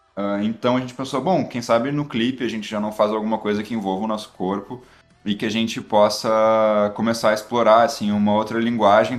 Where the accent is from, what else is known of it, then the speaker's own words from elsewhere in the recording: Porto Alegre, Rio Grande do Sul, Brazil; accent: gaúcho, porto-alegrense; o sotaque gaúcho, porto-alegrense